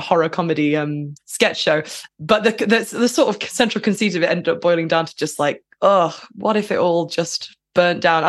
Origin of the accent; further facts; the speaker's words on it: Lancashire, North West England, United Kingdom; Lancashire cheese, that's obviously from my hometown